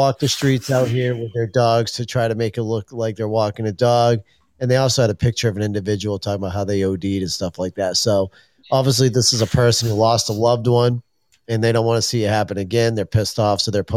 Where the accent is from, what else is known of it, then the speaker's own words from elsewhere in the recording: Maine, United States; fellow Mainers